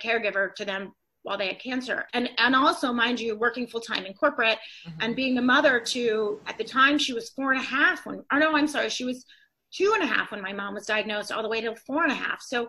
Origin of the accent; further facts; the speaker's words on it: Atlanta, Georgia, United States; moved away as an adult; I'm originally from Atlanta. I moved up to this area after I went to college